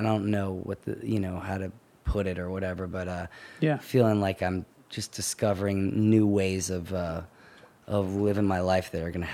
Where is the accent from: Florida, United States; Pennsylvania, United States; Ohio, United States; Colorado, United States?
Pennsylvania, United States; Holland; So I was born and raised in Holland, Pennsylvania, technically, which is like 25 minutes away from Doylestown